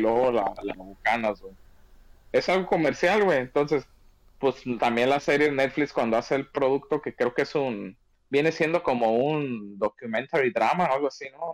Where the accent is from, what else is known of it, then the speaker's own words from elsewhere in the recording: Mexico; como mexicanos